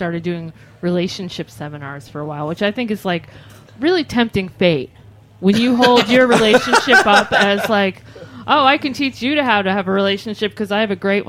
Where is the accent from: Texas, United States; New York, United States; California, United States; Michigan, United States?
New York, United States; Rochester; I'm from Rochester.